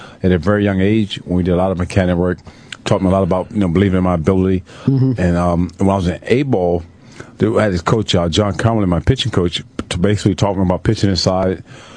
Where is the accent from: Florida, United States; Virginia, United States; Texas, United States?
Florida, United States; Tampa; Growing up in Tampa at the time in the 70s